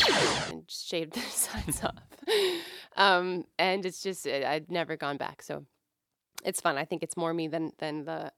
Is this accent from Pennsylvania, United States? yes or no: no; Maine, United States; also born or lived in Virginia; I grew up in Maine. And my parents were military, but half my life was in Maine, and then the rest of it was in Virginia.